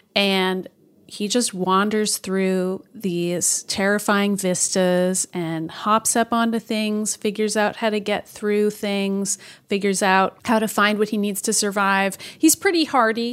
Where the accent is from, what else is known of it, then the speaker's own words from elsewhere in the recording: Boston, Massachusetts, United States; as a Bostonian